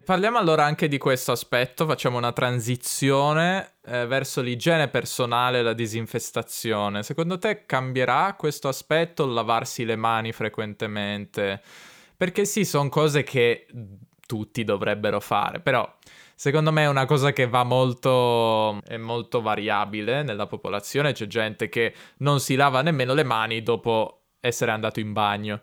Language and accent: Italian; Italy; also born or lived in Turin